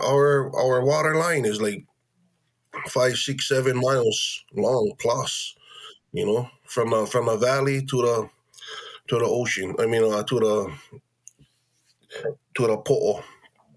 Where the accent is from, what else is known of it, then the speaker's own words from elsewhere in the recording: Keʻanae-Wailuanui, Maui, Hawaii, United States; We was born and raised in that village